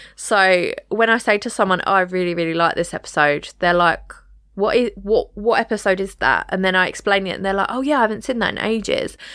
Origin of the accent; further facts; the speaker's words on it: United Kingdom; us as British people